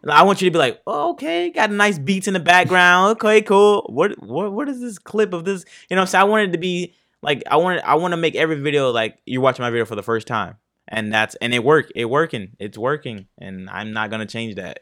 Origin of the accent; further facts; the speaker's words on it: Fort Pierce, Florida, United States; also born or lived in Martin County, Florida / Port Saint Lucie, Florida; I grew up there basically from second grade to sixth grade